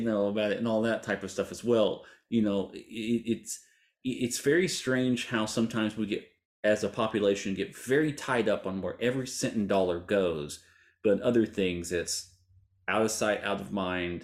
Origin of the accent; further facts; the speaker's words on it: Hugo, Oklahoma, United States; I grew up in Hugh, Oklahoma